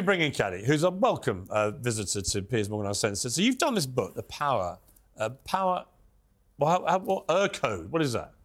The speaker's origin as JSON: {"language": "English", "country": "United Kingdom", "said": "as a Brit"}